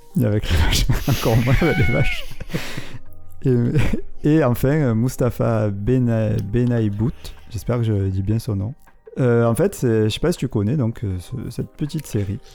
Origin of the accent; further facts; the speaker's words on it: Marseille, Provence-Alpes-Côte d'Azur, France; il a été tourné dans ma ville natale